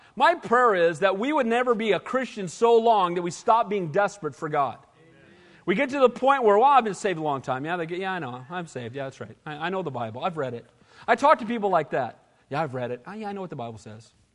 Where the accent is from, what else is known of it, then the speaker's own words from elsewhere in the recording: Santa Cruz, California, United States; I grew up here